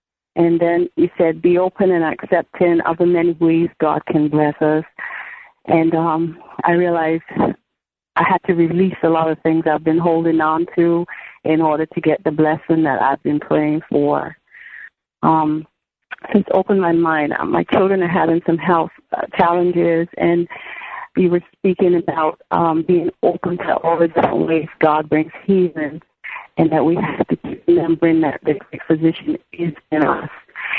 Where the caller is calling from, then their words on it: New York City, New York, United States; Oh, I'm in New York City.